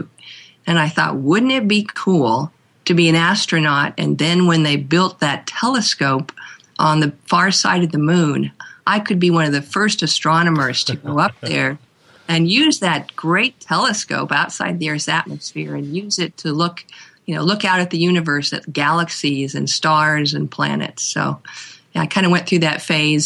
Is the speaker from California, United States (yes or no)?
yes; California, United States; also born or lived in Minneapolis, Minnesota / Memphis, Tennessee; I spent most of my life since I was about 8 years old in California. So in that sense, I think I really consider myself a California girl